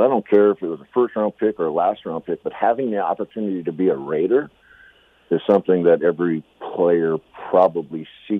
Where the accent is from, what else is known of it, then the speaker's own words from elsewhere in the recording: just south of Seattle, Washington, United States; growing up in Seattle, just south of Seattle, being around when the Seahawks first came to pass in the 70s